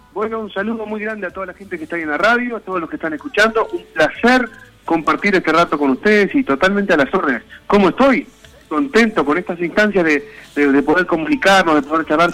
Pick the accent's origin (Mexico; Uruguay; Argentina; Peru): Uruguay; Rivera; also born or lived in Tacuarembó, Uruguay; Tacuarembó, mi tierra natal, pero obvio que la raíz de, estos afectos que me dieron ser, eh, que me fui criando en esta frontera de la paz, como el que ese lo, tenemos nosotros acá en, Rivera